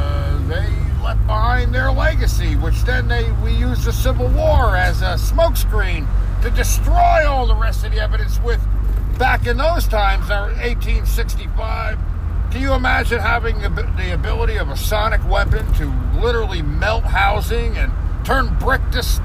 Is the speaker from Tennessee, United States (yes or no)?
no; New Jersey, United States; just outside of New York City.